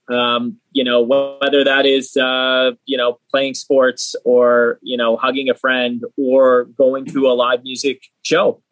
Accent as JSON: {"language": "English", "town": "Hamilton", "region": "Ontario", "country": "Canada", "tie": "born or raised there", "said": "I grew up in Hamilton as well"}